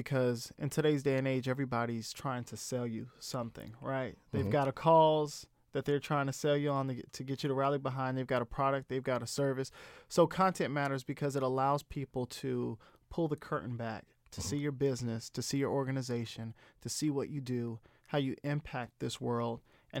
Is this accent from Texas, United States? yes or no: no; Orlando, Florida, United States; I grew up in Orlando. I know all about them.